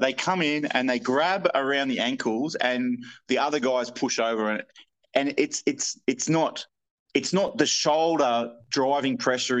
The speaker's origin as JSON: {"language": "English", "country": "Australia", "said": "I'm Australian"}